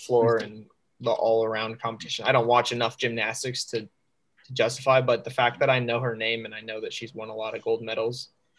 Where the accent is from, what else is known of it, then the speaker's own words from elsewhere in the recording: Indianapolis, Indiana, United States; growing up in Indy